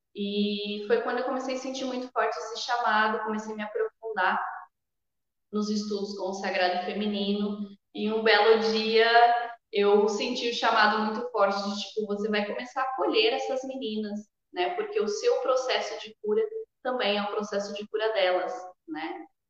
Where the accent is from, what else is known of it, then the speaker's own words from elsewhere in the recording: Sorocaba, São Paulo, Brazil; moro em Sorocaba, nasci em Sorocaba também